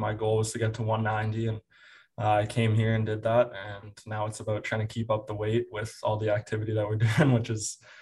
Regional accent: Aurora, Ontario, Canada; Aurora, Ontario, my hometown

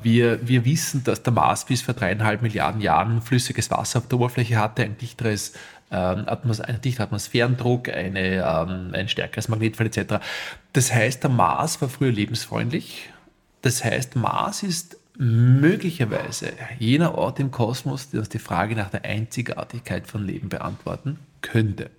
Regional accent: St. Florian, Upper Austria, Austria; ich komme aus St. Florian Berlins

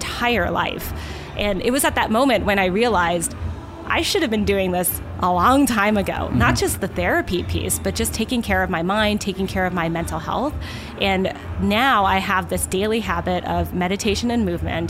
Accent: Southern California, United States; I grew up in Southern California, so I spent a lot of my childhood here.

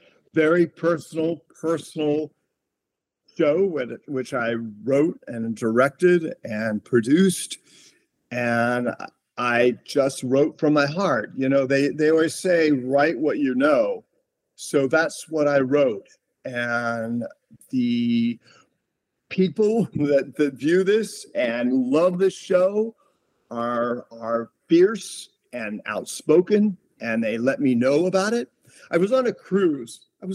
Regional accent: Bremen, Indiana, United States; born there; also born or lived in Columbus, Ohio / North Miami Beach, Florida; Well, I was born in Bremen, Indiana, which is northern Indiana. And we spent a lot of time moving around in Indiana. Then I moved to Columbus, Ohio, Upper Arlington. Then we moved to North Miami Beach, Florida.

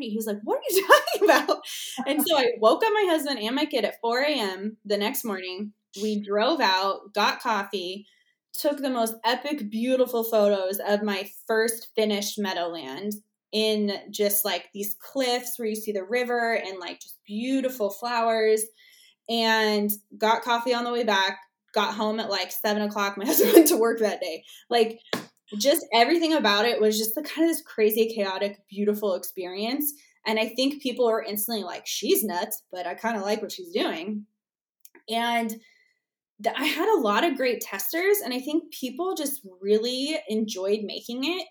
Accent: Arizona, United States; I'm from Arizona

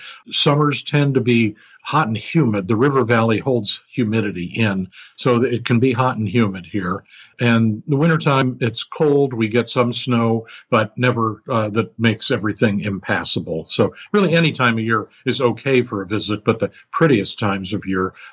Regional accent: Northeast Ohio, United States; moved away as an adult; now in Cincinnati, United States; I moved here about 40 years ago. I'm originally from Northeast Ohio, but I came to Cincinnati for a job and have been here for 40 years.

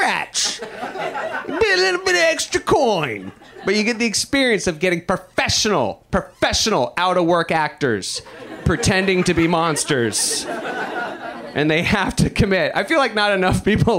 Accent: the South, United States; moved away; I'm from the South

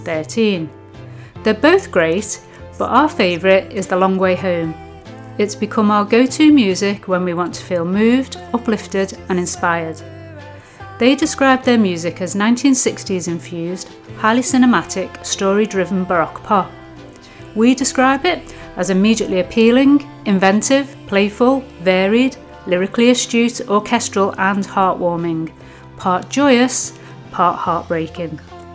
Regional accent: Liverpool, North West England, United Kingdom; They're from Liverpool in England, which also happens to be my hometown

